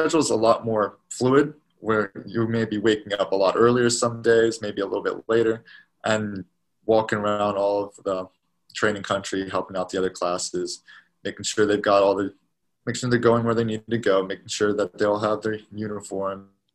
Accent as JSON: {"language": "English", "region": "Maryland", "country": "United States", "also_born_or_lived": "Knoxville, Tennessee", "moved": "as an adult", "said": "I'm originally from Maryland"}